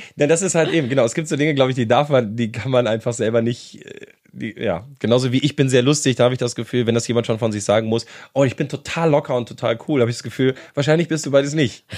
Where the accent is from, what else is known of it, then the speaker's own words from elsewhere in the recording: Bonn, North Rhine-Westphalia, Germany; moved away as an adult; now in Berlin, Germany; Ich komme aus Bonn ursprünglich, wohne aber jetzt seit 17 Jahren ja, es sind doch schon jetzt fast 17 Jahre in Berlin